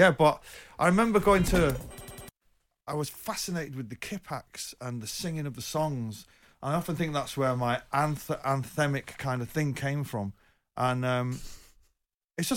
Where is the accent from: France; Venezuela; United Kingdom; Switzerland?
United Kingdom; Manchester, North West England; I was born in Longsight, and from my bedroom you could see the floodlights from Main Road.